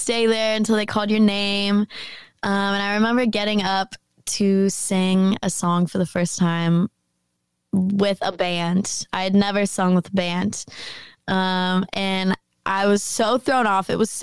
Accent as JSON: {"language": "English", "town": "Jackson", "region": "Tennessee", "country": "United States", "tie": "born or raised there", "also_born_or_lived": "San Francisco, California", "lives_now": "Nashville, United States", "said": "Jackson is a very small town. But I lived there. I basically grew up there"}